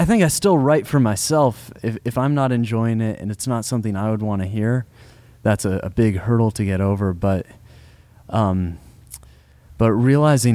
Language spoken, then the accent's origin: English; Mill Valley, California, United States; I'm from Mill Valley